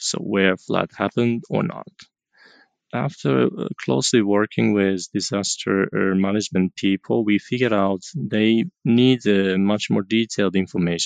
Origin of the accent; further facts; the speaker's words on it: Japan; I'm from Japan